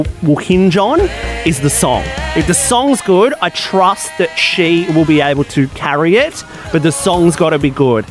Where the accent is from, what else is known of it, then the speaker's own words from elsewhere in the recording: Australia; us Australians